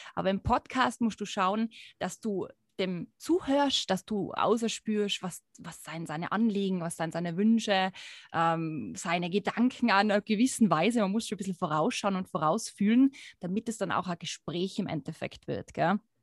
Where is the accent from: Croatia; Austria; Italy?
Austria; Tyrol; accent: Tyrolean dialect; Tiroler mit unserem schönen Dialekt.